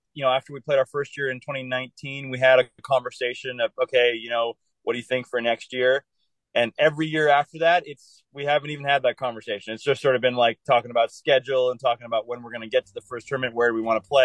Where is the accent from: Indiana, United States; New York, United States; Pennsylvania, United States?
Indiana, United States; Indianapolis; also born or lived in Denver, Colorado / Northern California; I'm from Indianapolis. I spend most of my time in Indianapolis.